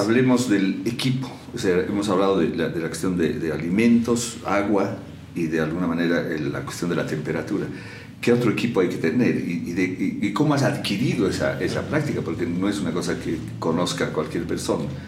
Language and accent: Spanish; La Paz, Bolivia; como paseños y como bolivianos